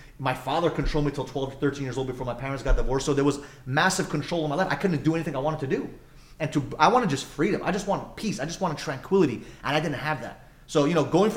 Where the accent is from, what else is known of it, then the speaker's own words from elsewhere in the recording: New York, United States; I grew up in New York